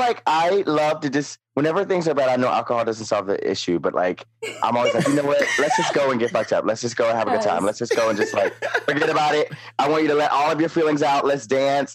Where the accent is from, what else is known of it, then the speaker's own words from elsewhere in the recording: South Carolina, United States; now in Brooklyn, United States; I'm from South Carolina, born and raised.